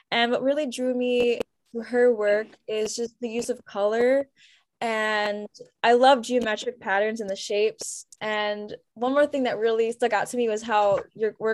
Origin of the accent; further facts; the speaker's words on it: Cleveland, Ohio, United States; I grew up in Cleveland